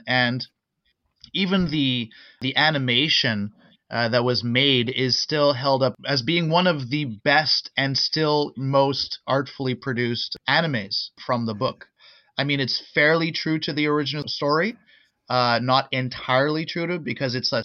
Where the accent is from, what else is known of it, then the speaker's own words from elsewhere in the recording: Winnipeg, Manitoba, Canada; moved away as an adult; also born or lived in Ontario; now in Quebec, Canada; I moved to Manitoba when I was 7